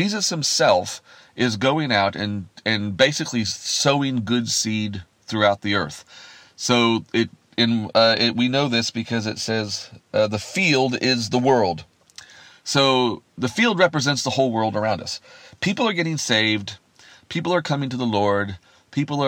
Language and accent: English; Kansas, United States; I grew up in Kansas in America, where we have vast wheat fields